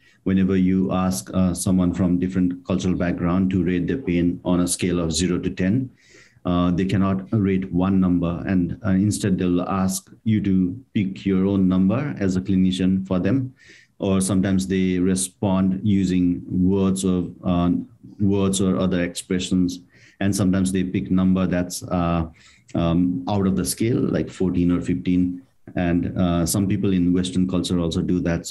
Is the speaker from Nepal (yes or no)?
yes; Nepal; moved away as an adult; also born or lived in India / New Zealand; now in Australia; although I'm from Nepal, I did my degree from India